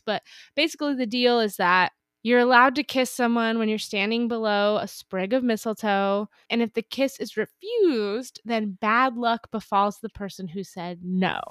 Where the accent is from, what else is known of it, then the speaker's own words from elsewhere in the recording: Napa, California, United States; I'm from Napa, so it's close to Russian River